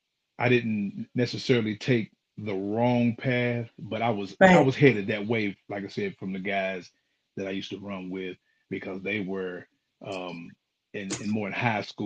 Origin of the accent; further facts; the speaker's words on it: Knoxville, Tennessee, United States; Actually, life was good. I was blessed to be able to just grow up in a loving household.